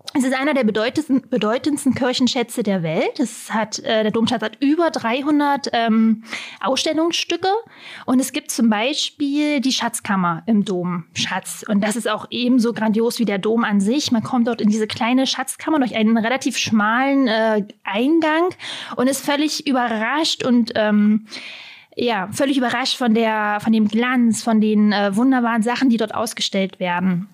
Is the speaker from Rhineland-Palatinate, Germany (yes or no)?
no; Halberstadt, Saxony-Anhalt, Germany; auch genau vor 35 Jahren in Halberstadt geboren. Also ich bin gebürtige Halberstädterin